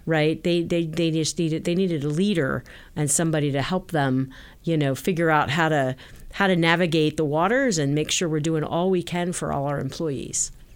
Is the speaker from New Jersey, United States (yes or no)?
yes; New Jersey, United States; moved away as an adult; now in Silicon Valley, United States; I grew up in New Jersey